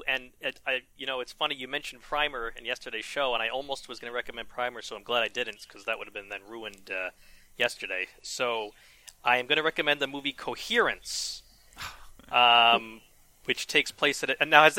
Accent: New York, United States; I'm a New Yorker

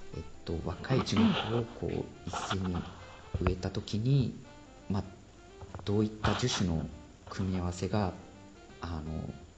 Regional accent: Sendai, Miyagi, Japan; moved away as an adult; now in Freiburg, Germany; 小さい頃、まあ、仙台出身なんですけども

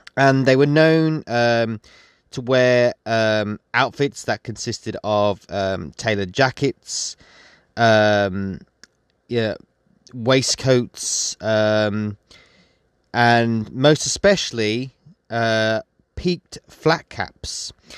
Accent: West Midlands, United Kingdom; I'm from the West Midlands.

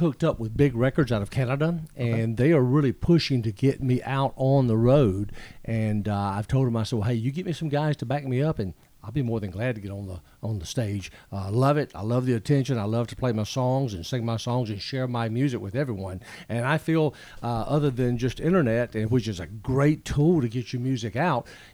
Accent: Macon, Georgia, United States; moved away as an adult; now in Cleveland, Tennessee, United States; I am originally from Macon, Georgia

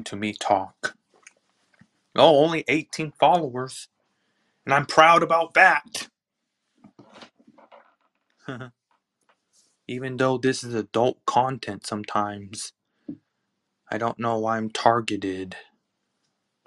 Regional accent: Palmdale, California, United States; I'm from Palmdale, California

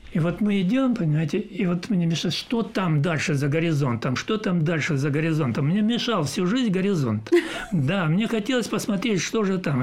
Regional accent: Maykop, Adygea, Russia; moved away; also born or lived in Kelermesskaya / Leningrad / Odesa; я родился в Майкопе, и э, жили мы в Майкопе

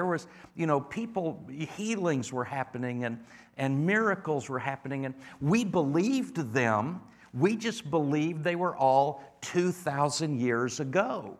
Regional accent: Indiana, United States; be back in the Midwest. I'm from North Central Indiana originally.

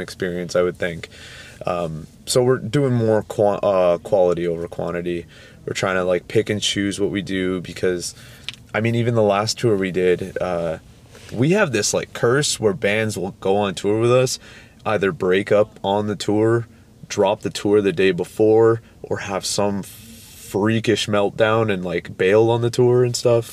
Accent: Toronto, Ontario, Canada; we are from Toronto, Ontario, Canada

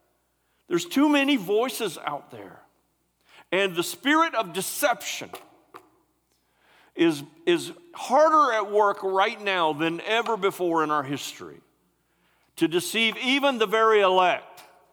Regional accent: West Branch, United States; We grew up in West Branch together

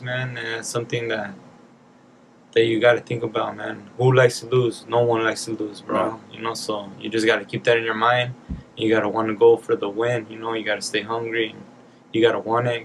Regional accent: Springdale, Arkansas, United States; also born or lived in Van Nuys, California; I was born in California, man, but I'm raised in Arkansas, Springdale.

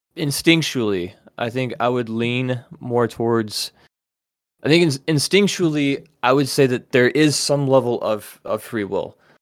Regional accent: United States; as an American

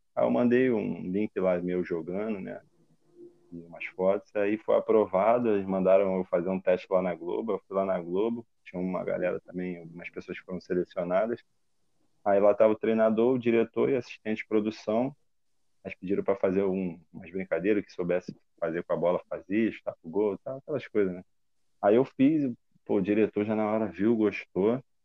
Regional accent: Rio de Janeiro, Brazil; also born or lived in Rondônia; eu sou natural aqui do Rio

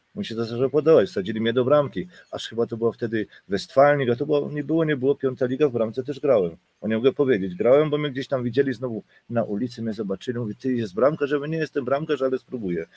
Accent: Silesian Voivodeship, Poland; now in Germany; jestem w Niemczech 33 lata a pochodzę w sumie ze Śląska

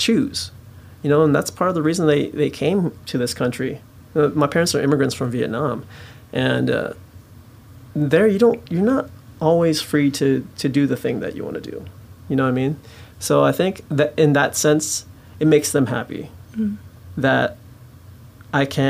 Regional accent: Kent, Washington, United States; In a suburb of Seattle, Kent, okay. Valley General Hospital is where I was born

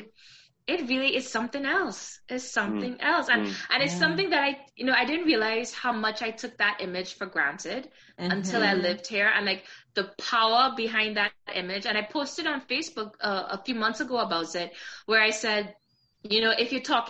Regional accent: Trinidad & Tobago; I grew up in Trinidad

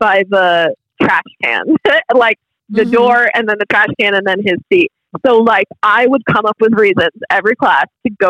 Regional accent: Massachusetts, United States; because I grew up in Massachusetts

